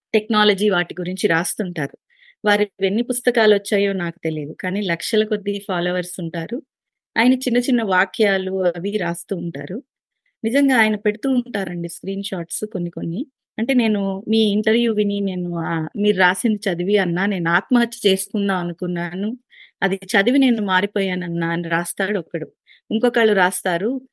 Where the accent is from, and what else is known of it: Bapatla, Andhra Pradesh, India; born or raised there